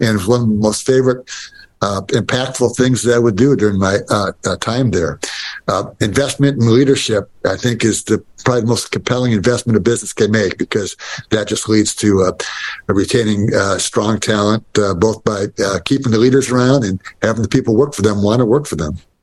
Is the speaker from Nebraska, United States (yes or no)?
no; Detroit, Michigan, United States; I grew up in Detroit